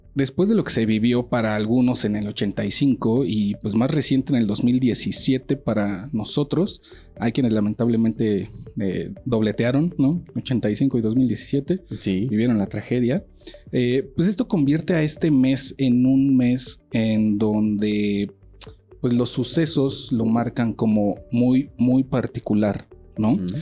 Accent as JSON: {"language": "Spanish", "country": "Mexico", "said": "todos somos aquí mexicanos chingones"}